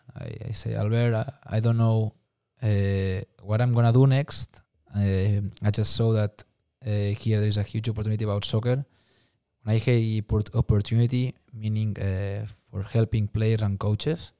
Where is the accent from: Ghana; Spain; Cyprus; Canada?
Spain; Barcelona, Catalonia; English is a second language; moved away as an adult; now in United States; I'm from Barcelona, um, Spain